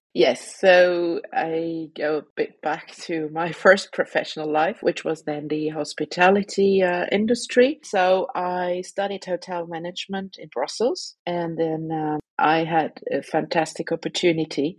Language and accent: English; Luxembourg; moved away as an adult; also born or lived in Belgium; I'm a Luxembourg citizen born in Luxembourg, having been abroad for 20 years almost. I finished my studies here in Luxembourg